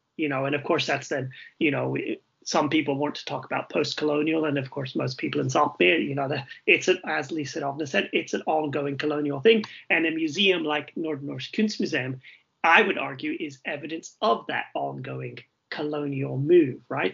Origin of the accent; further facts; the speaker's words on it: Wilmington, North Carolina, United States; moved away as an adult; now in Norway; I'm originally from the United States, Wilmington, North Carolina, which is a very colonial place indeed